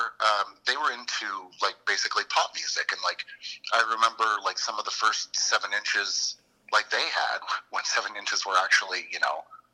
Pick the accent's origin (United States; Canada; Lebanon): Canada; Moncton, New Brunswick; From Moncton.